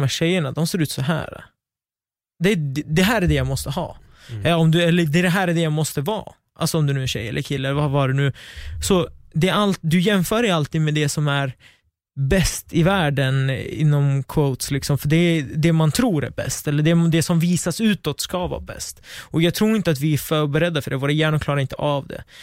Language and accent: Swedish; Västerås, Västmanland, Sweden; jag kommer från Västerås. Mitt sammanhang är i Västerås.